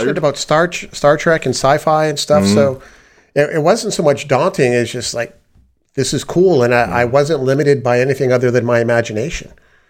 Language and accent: English; Canada; I had the privilege of growing up in Canada, where my mother was the administrator for the computer science department at the university.